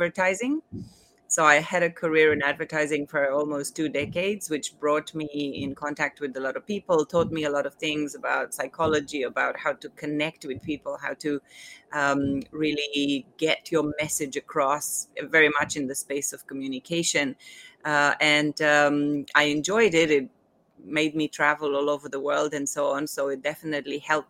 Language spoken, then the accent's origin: English; Romania; now in Hong Kong; I was born in Romania a long time ago.